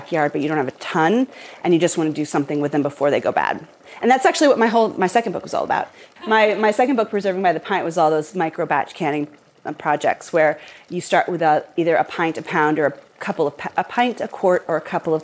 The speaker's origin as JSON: {"language": "English", "town": "Portland", "region": "Oregon", "country": "United States", "tie": "born or raised there", "said": "I grew up in Portland, and my dad had season tickets to the Portland State Vikings games."}